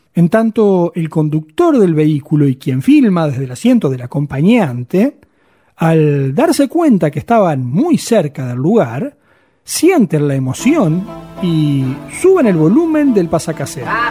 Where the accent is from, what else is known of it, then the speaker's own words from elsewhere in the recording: Uruguay; nuestro país